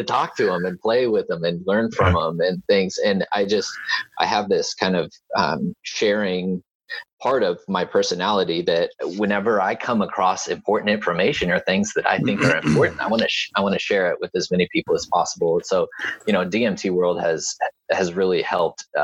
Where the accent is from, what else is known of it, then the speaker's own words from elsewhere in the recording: Topeka, Kansas, United States; I'm from Kansas. I was born in Topeka